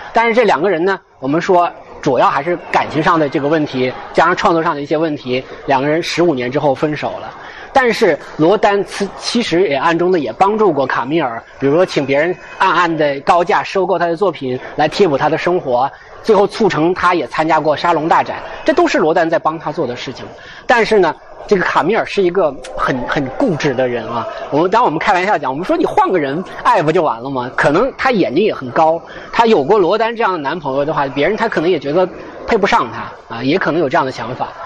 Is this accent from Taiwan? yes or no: no; China; 我们人，中国人